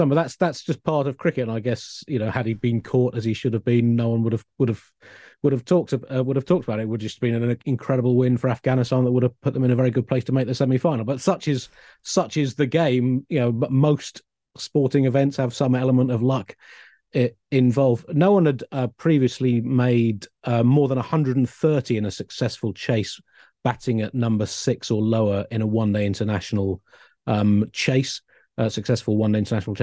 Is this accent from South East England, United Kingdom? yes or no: yes; Tunbridge Wells, South East England, United Kingdom; I grew up in Tunbridge Wells